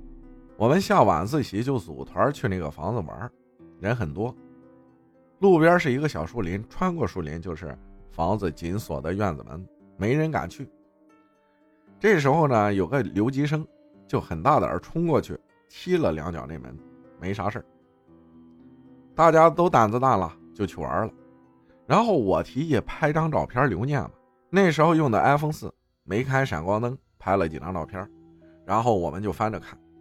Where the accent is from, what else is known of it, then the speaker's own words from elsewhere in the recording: Baoying, Jiangsu, China; 我老家扬州宝应县，很久之前也没有很久，大概就是前年往前，有个地方叫宝胜桥